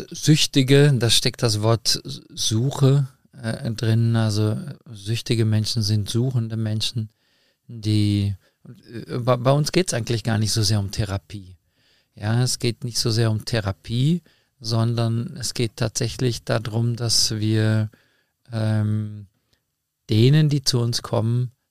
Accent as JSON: {"language": "German", "town": "Meschede", "region": "North Rhine-Westphalia", "country": "Germany", "tie": "born there", "said": "ich komme gebürtig aus Mesche, dem Sauerland."}